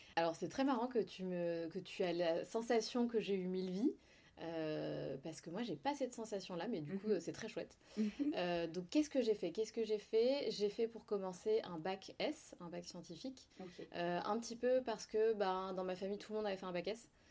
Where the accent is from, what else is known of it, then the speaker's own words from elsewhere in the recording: Provence-Alpes-Côte d'Azur, France; also born or lived in Besançon; je suis née à Besançon. D'accord. Euh, donc, je suis byzantine. C'est pas du tout sexy, mais euh, c'est rigolo de le dire. Byzantine, oui, tout à fait. je suis partie de Besançon à l'âge de 6 ans, à peu mhm. près, 5-6 ans. et ensuite, j'ai grandi, du coup, j'ai découvert la Côte d'Azur et j'ai grandi sur la Côte d'Azur